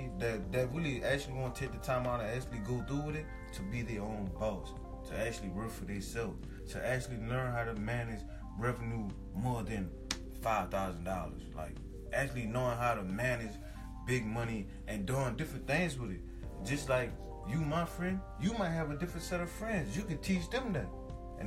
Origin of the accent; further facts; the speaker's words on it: New Orleans, Louisiana, United States; moved away; I'm from New Orleans